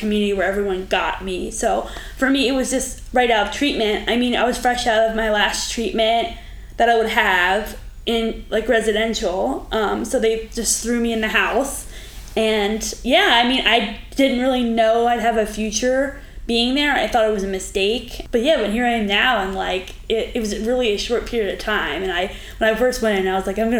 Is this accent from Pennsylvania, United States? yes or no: yes; Pennsylvania, United States; moved away as an adult; also born or lived in Arizona; now in Florida, United States; I'm from Pennsylvania. I was there for my whole life